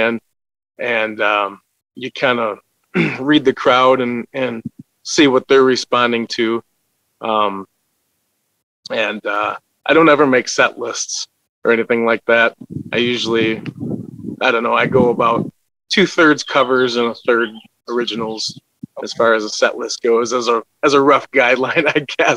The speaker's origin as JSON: {"language": "English", "region": "Wisconsin", "country": "United States", "said": "I'm from a little town called Chopier, Wisconsin"}